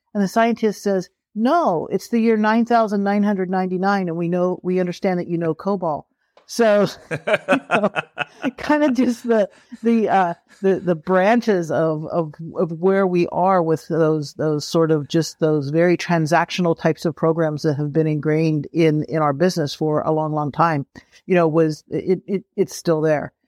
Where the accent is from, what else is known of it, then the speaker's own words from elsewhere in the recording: Pennsylvania, United States; I grew up in Pennsylvania